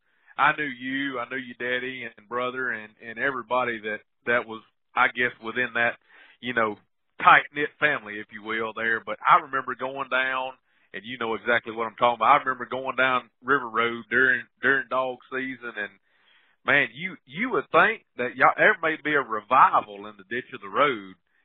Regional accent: Thompson community, Mississippi, United States; We're from the Thompson community.

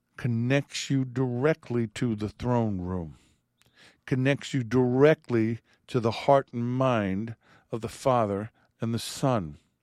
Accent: New York, United States; I'm an Italian from New York

